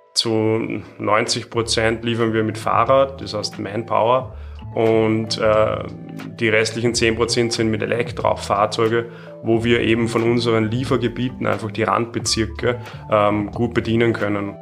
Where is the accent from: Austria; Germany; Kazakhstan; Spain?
Austria; Salzburg; Ich bin aus Salzburg